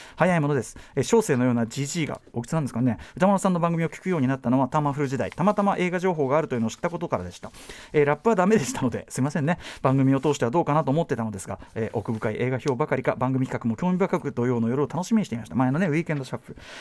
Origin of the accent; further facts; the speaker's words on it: Sendagi, Tokyo, Japan; 私の故郷千駄木